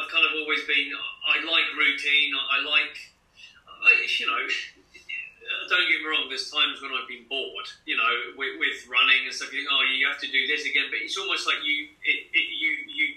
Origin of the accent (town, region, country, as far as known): Cambridge, East of England, United Kingdom; born or raised there; also born or lived in Dundee, Scotland / Foxton